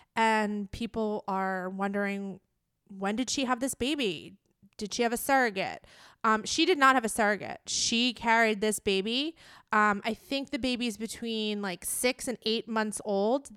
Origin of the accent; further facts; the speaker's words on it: New York, United States; it's my hometown. I live in New York